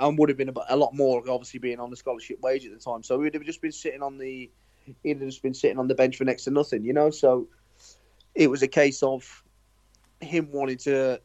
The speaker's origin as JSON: {"language": "English", "town": "Nuneaton", "region": "West Midlands", "country": "United Kingdom", "tie": "born or raised there", "also_born_or_lived": "Swindon / Liverpool / Coventry", "said": "I end up actually moving to Nuneaton, which is my hometown"}